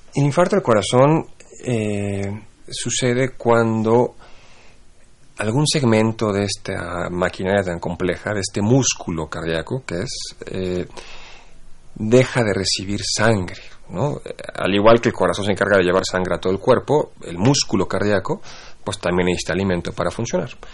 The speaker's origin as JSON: {"language": "Spanish", "country": "Mexico"}